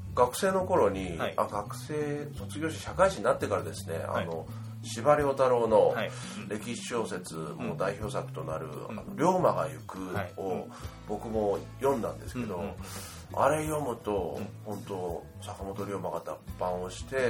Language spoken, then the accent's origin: Japanese; Gunma, Japan; moved away; 僕ももともとはあの関東の群馬の育ちなので